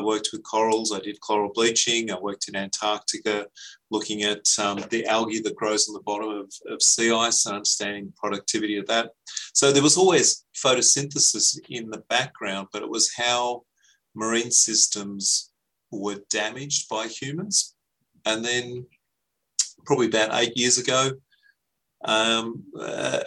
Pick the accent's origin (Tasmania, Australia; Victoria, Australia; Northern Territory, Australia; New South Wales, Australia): New South Wales, Australia; Frenchs Forest; I grew up in French's Forest